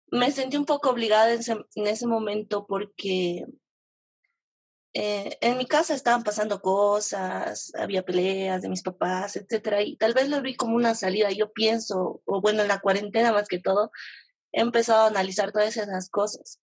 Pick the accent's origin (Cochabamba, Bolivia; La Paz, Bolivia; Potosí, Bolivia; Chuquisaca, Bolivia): La Paz, Bolivia; De La Paz.